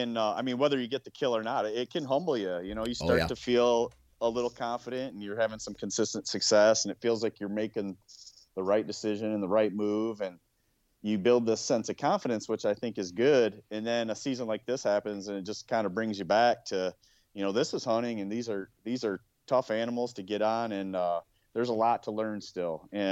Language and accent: English; Ohio, United States; in my home state. Even in Ohio